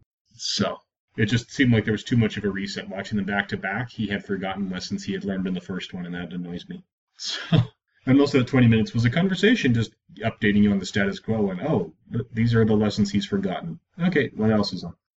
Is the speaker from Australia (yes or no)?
no; Edmonton, Alberta, Canada; Born and raised in Edmonton